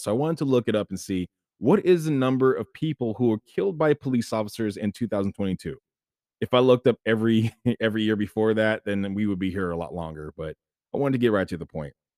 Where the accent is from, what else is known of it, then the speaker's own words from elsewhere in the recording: Sacramento, California, United States; I was born and raised in Sacramento, uh, Sacramento, California, in the United States